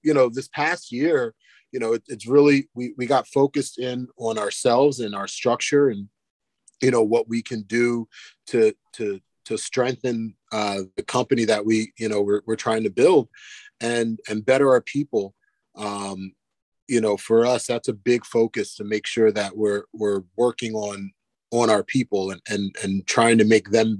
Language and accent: English; Ocean City, New Jersey, United States; moved away as an adult; now in Lehigh Valley, United States; I grew up in South Jersey, right outside of Ocean City, Atlantic City area, right there, down near the beach